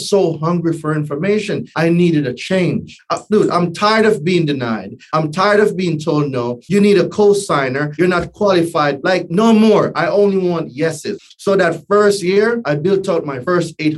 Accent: Jamaica; moved away as an adult; also born or lived in New Hampshire; now in United States; Born and raised in Jamaica, right? Not Jamaica, Queens, Jamaica, right? Island boy, right? And moved here when I was 20.

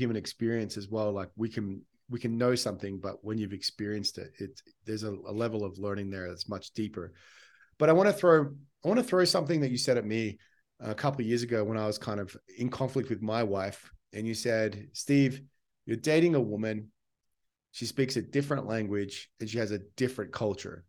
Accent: Australia; I'm Australian

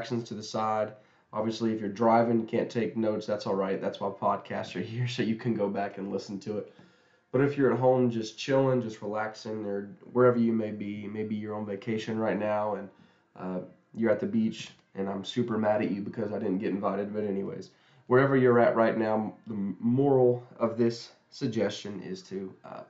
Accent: Huntington, West Virginia, United States; where I'm from Huntington, West Virginia.

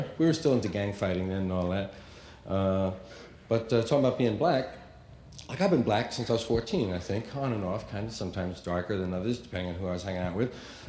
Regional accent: New York, United States; And we'd call our little neighborhood White Harlem, because it sounded bad, you know? Where are you from? White Harlem. Hey. Sound tough, sound down. The real name was Morningside Heights.

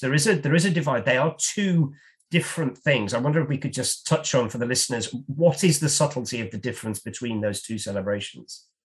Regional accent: United Kingdom; as a Brit

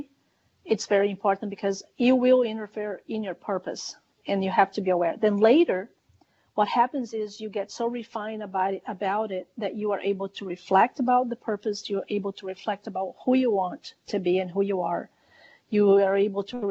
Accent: Brazil; I was born in Brazil, raised in Brazil

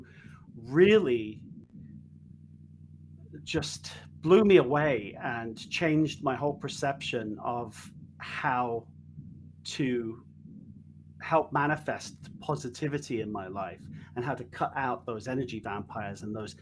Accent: United Kingdom; moved away; I'm British.

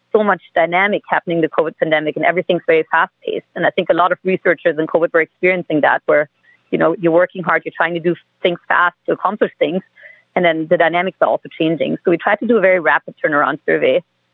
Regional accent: Germany; I'm originally from Germany.

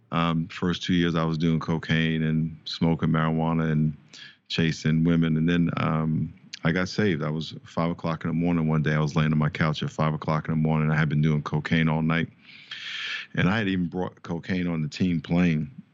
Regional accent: New York, United States; moved away; I grew up in New York, played four years, uh, in the N F L with the San Diego Chargers.

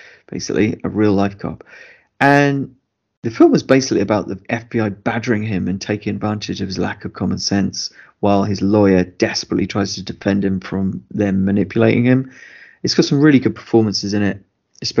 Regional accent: United Kingdom; as British people

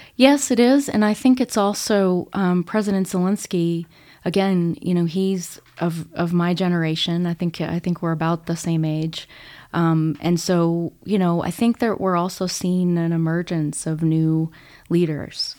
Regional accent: Illinois, United States; moved away as an adult; now in Colorado, United States; I grew up in Illinois. I moved to Colorado in two thousand five, so I've been here a long time now

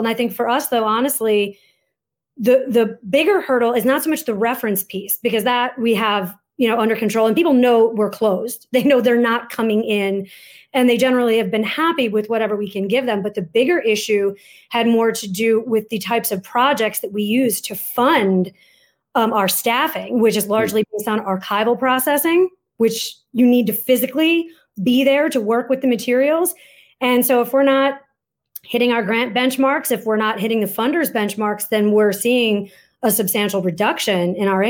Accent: Michigan, United States; now in Brooklyn, United States; I grew up in Michigan

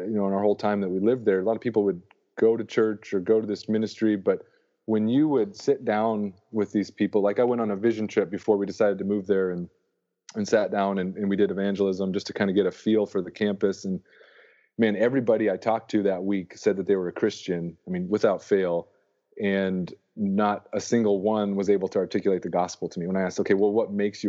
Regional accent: North Dakota, United States; moved away as an adult; also born or lived in Arkansas; I grew up in North Dakota

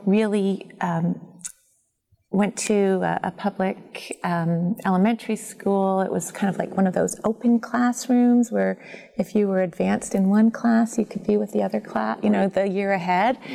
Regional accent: Toronto, Ontario, Canada; I grew up in Toronto

